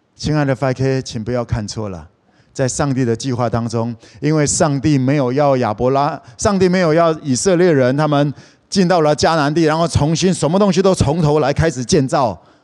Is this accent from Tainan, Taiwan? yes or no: no; Kaohsiung, Taiwan; moved away; 我是高雄人